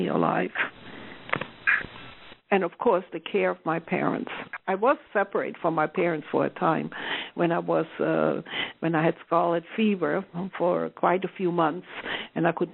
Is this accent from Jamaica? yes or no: no; the Deep South, Southern Germany, Germany; I come from the Deep South